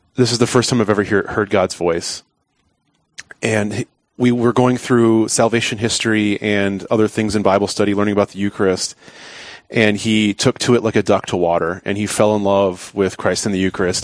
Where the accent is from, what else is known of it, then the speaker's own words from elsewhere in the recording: Pierre, South Dakota, United States; I'm from Pierre, South Dakota. I grew up there uh, most of my life